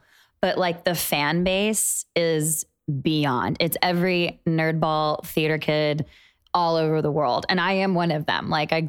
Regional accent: Charlotte, North Carolina, United States; moved away; also born or lived in New York; I'm from North Carolina, from Charlotte.

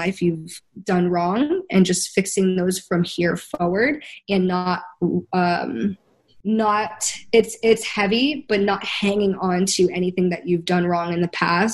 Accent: United States; we're all from America

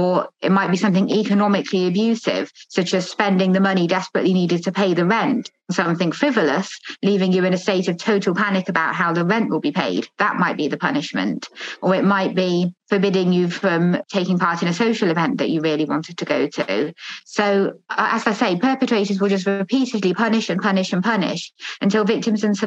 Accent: United Kingdom; I'm a British academic, just started a new job as associate professor at Durham University.

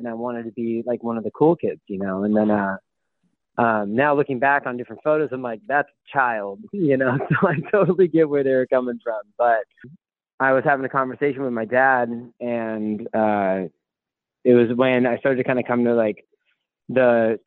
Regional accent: Port Orchard, Washington, United States; also born or lived in Seattle, Washington / San Diego, California; I'm from Seattle, Washington. I grew up in a small town outside of Seattle

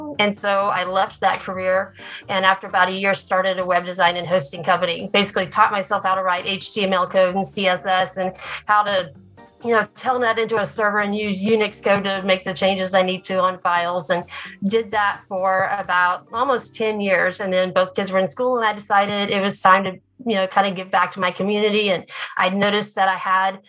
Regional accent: Oklahoma, United States; also born or lived in Japan; I grew up in Oklahoma. I live here in Oklahoma now.

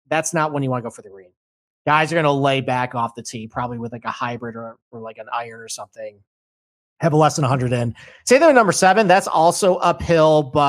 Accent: New York, United States; And in my hometown, Oak Hill Country Club, 2013 PGA Championship, which they have just ripped up and put new bent grass in.

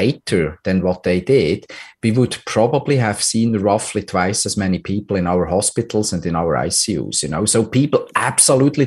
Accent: Switzerland; my home country, Switzerland

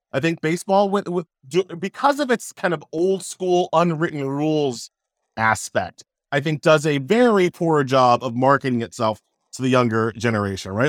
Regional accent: New York City, New York, United States; also born or lived in Long Island; I was born in Flushing, right? So, so, so you could hear Shea from, uh, my apartment window um, uh, when I was growing up

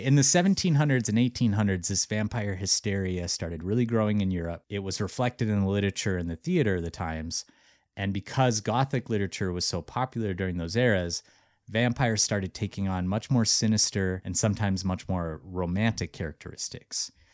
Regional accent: Missoula, Montana, United States; my hometown, Missoula, Montana.

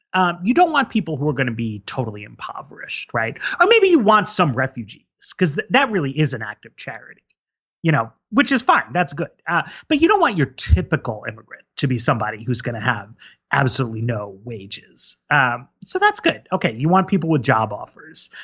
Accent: New York, United States; first language English; I grew up in New York, which is a very immigrant-heavy city

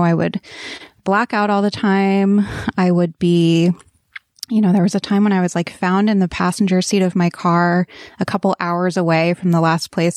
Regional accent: East Coast, United States; I grew up on the East Coast

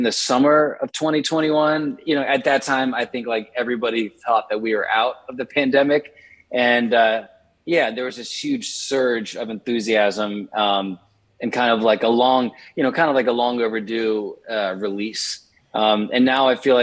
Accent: Richmond, Virginia, United States; now in Nashville, United States; I grew up in Richmond, Virginia, and I spent the initial half of my childhood in the inner city.

